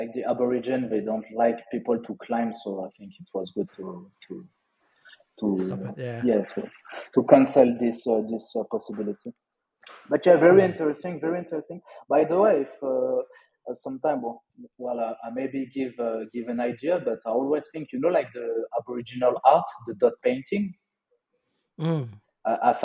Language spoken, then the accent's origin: English; Lyon, Auvergne-Rhône-Alpes, France; accent: French; English is a second language; moved away as an adult; also born or lived in Australia / Bali; now in Malaysia; I'm from Lyon